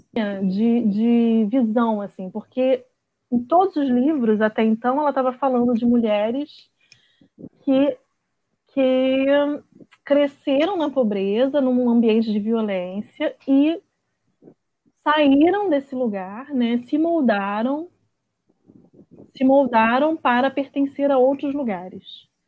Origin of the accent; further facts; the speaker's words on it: Rio de Janeiro, Brazil; eu sou de Bangu